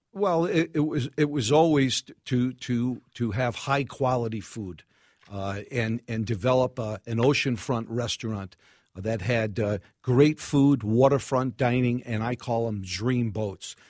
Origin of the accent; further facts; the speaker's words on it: New York City, New York, United States; accent: New York; now in Minneapolis, United States; Far Rockaway, New York, Bell Harbor